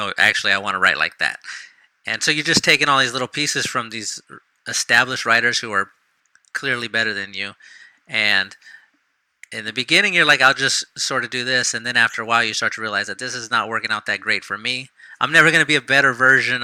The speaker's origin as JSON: {"language": "English", "town": "San Antonio", "region": "Texas", "country": "United States", "tie": "born or raised there", "said": "when I was growing up in San Antonio"}